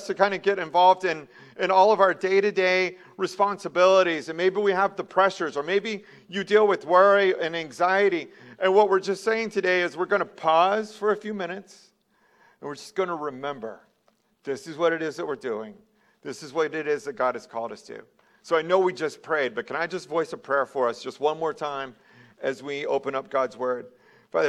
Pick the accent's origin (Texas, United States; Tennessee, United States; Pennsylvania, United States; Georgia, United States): Texas, United States; moved away as an adult; also born or lived in New York; I'm originally from Texas